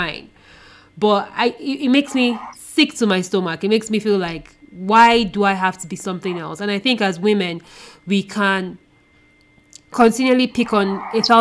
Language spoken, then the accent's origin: English; Nigeria; being a Nigerian woman who grew up in Nigeria